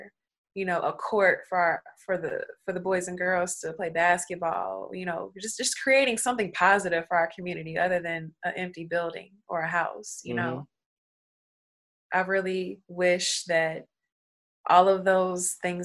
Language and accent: English; Gary, Indiana, United States; I grew up in Miller, but Miller is Gary, Indiana.